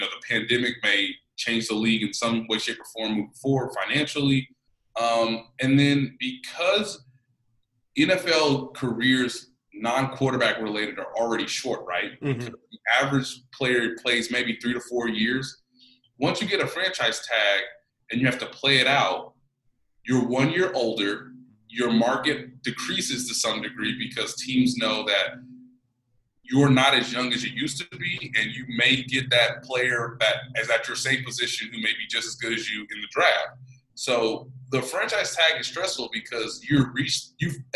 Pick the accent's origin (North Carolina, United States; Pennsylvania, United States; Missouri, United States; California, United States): Missouri, United States; Kansas City; I'm from Kansas City